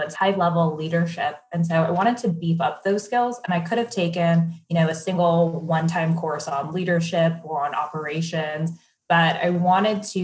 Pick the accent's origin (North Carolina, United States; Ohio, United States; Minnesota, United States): Ohio, United States; Cleveland; moved away; I am originally from Cleveland, Ohio